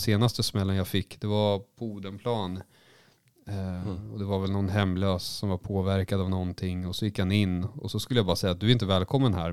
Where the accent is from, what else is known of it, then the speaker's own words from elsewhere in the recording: Västervik, Kalmar County, Sweden; moved away; när jag var liten i Västervik